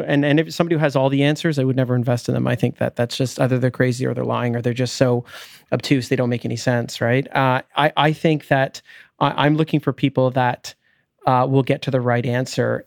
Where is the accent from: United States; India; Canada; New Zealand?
Canada; Richmond Hill, Ontario; also born or lived in London, Ontario; I grew up in Richmond Hill.